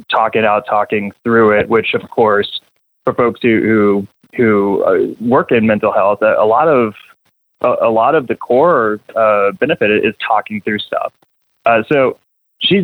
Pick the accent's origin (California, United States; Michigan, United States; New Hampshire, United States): New Hampshire, United States; now in Wichita, United States; I'm from New England, by the way. So, you know, I kind of grew up in back of the bar that my mom would bartend